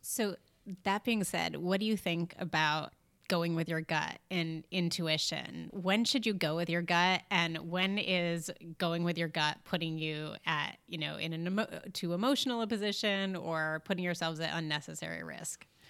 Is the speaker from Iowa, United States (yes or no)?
no; New York, United States; we're from New York